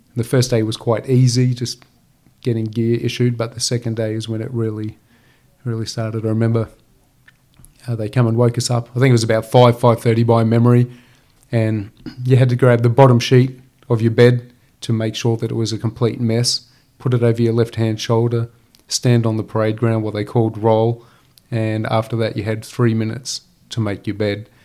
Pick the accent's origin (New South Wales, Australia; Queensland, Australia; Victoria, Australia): Queensland, Australia; Gympie; born or raised there